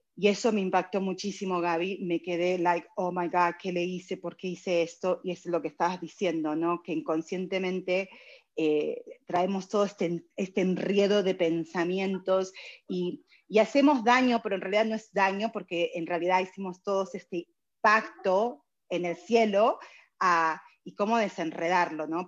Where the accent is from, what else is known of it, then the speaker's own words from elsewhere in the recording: Argentina; now in United States; Yo soy argentina, vine hace 29 años acá